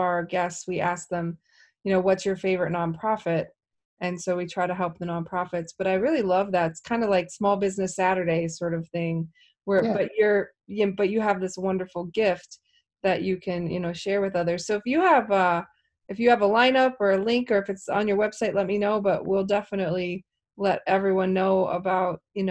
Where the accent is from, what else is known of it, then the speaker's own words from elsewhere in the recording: Midwest, United States; I'm from the Midwest, so that's a little different for us.